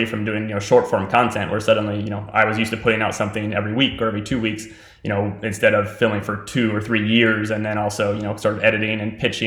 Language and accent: English; West Virginia, United States; We're both West Virginia natives.